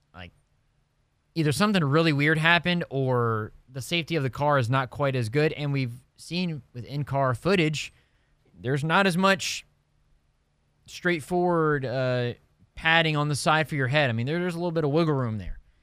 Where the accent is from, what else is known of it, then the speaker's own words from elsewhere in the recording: Indianapolis, Indiana, United States; my hometown, Indiana Pacers